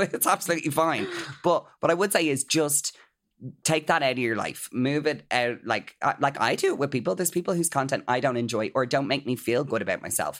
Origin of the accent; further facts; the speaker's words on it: Ireland; as Irish people